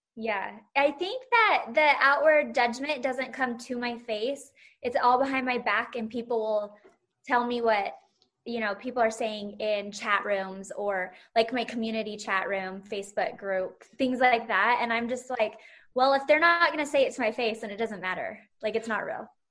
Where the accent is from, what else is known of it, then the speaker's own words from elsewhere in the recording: Salt Lake City, Utah, United States; my hometown is now on the map of the Bravo world.